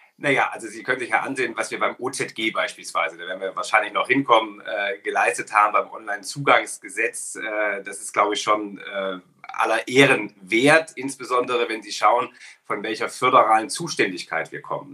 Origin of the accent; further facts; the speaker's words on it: Ilmenau, Thuringia, Germany; in meiner Heimatstadt in Ilmenau, äh, eine kleine Stadt in Thüringen